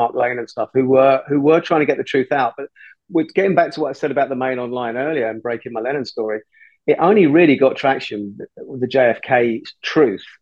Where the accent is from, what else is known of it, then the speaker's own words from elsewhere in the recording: London, United Kingdom; My parents are Irish, even though I was born in London and brought up in London